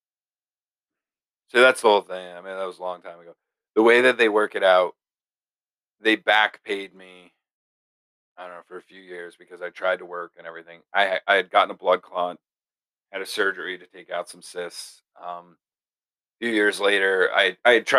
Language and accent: English; Castleton, Vermont, United States; my hometown, Castleton, Vermont